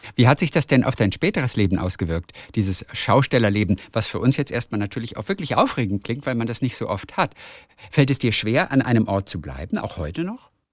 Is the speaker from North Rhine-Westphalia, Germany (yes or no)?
no; Schwarzenbek, Schleswig-Holstein, Germany; ich bin aufgewachsen in Schwarzenbeek